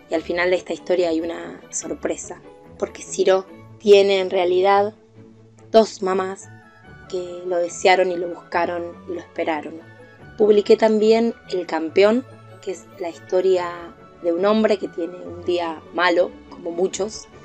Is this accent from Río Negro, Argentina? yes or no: yes; Viedma, Río Negro, Argentina; Soy de Viedma, Río Negro, lugar en el que nací en 1980 y sigo viviendo hasta ahora.